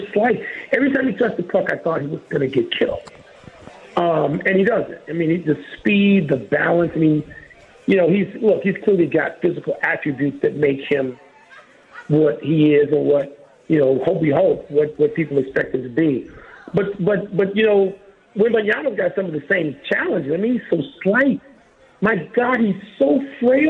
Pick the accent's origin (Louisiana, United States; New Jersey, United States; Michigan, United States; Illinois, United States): Illinois, United States; Chicago; being a Chicagoan